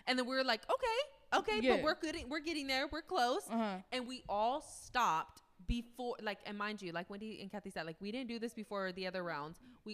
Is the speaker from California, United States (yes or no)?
yes; Fresno, California, United States